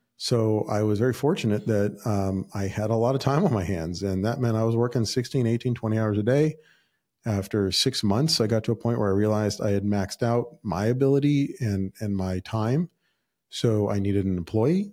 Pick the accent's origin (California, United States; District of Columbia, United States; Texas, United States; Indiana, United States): California, United States; Southern; I was born and raised in Southern California